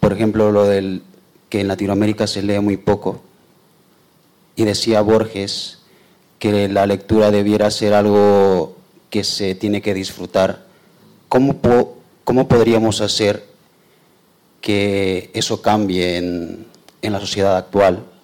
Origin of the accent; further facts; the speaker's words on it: Nicaragua; now in Spain; soy también de origen nicaragüense